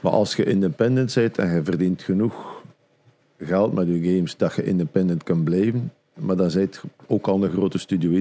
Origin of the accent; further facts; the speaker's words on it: Flanders, Belgium; bij ons in Vlaanderen